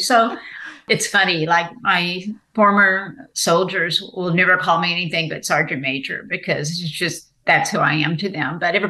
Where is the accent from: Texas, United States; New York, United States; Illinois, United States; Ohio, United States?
Texas, United States; moved away as an adult; also born or lived in Maine; having recently moved back to my home state of Texas